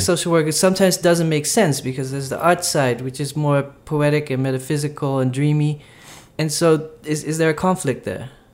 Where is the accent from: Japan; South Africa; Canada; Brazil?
Brazil; I'm from Brazil